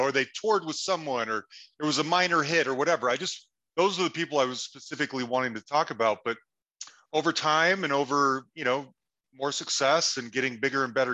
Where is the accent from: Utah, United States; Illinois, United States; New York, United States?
Utah, United States; Salt Lake City; moved away as an adult; also born or lived in Cambridge, England; now in Denver, United States; I grew up in Salt Lake City for the most part